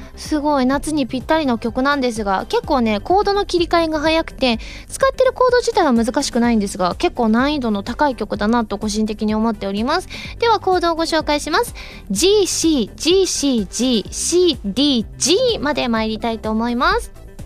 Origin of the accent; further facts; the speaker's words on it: Kansai, Japan; accent: Kansai dialect; 確かに関西人ですから